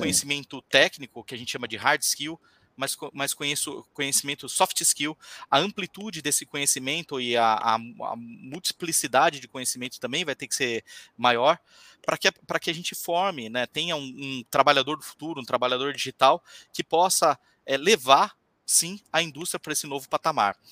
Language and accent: Portuguese; Diadema, São Paulo, Brazil; moved away as an adult; now in Florianópolis, Brazil; Eu sou de São Paulo, né? Eu vim para estudar, é, fazer minha faculdade aqui